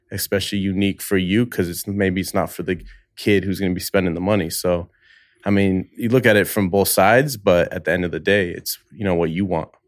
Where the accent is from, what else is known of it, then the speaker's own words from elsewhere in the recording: the Bay Area, California, United States; moved away as an adult; now in Los Angeles, United States; I've only been in LA five years now. I'm from the Bay Area